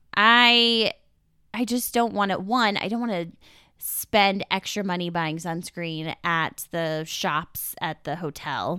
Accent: Southern California, United States; we grew up in Southern California

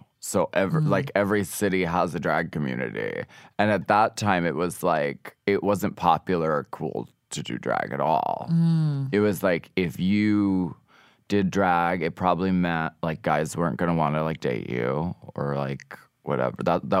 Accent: Erie, Pennsylvania, United States; Erie, Pennsylvania.

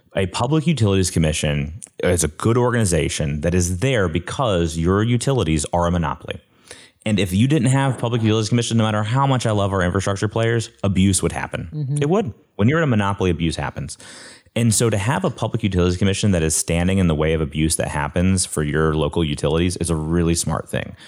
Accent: Coleman, Alabama, United States; I'm from Coleman, Alabama

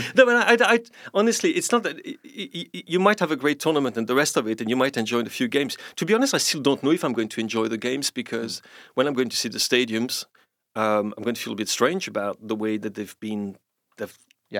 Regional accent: London, United Kingdom; I, am a Londoner myself too

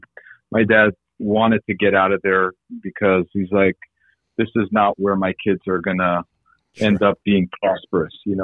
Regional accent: California, United States; also born or lived in Armenia; I grew up in California

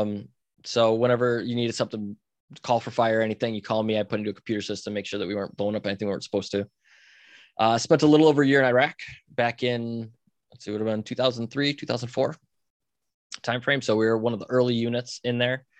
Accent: Buffalo, New York, United States; I grew up outside Buffalo, New York

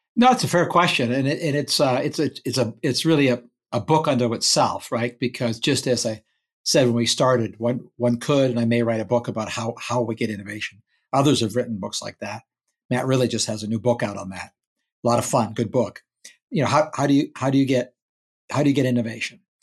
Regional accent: Canada; moved away as an adult; now in United States; I emigrated to America as a Canadian

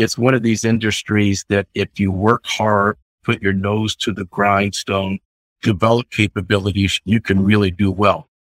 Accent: Annapolis, Maryland, United States; I grew up in Annapolis on the weekends. My father was in the Navy

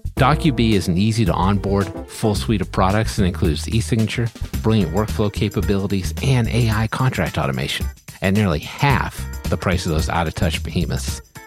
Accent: New England, United States; I'm from New England

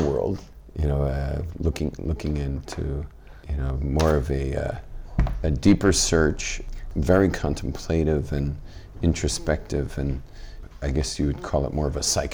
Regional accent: Los Angeles, California, United States; I was born and raised in Los Angeles, California, in West LA, a place called Brentwood.

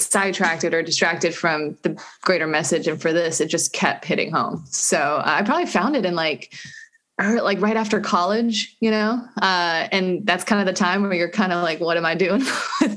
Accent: North Carolina, United States; also born or lived in Venice, Los Angeles; now in Inglewood, United States; I'm from North Carolina

